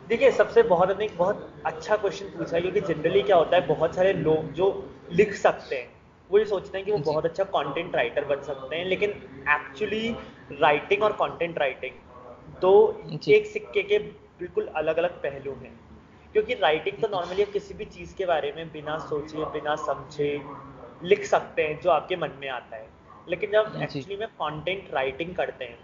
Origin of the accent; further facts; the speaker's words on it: Jaipur, Rajasthan, India; मैं जयपुर सिटी से बिलोंग करता हूँ और जयपुर से एक हमेशा से अटूट नाता रहा है मेरा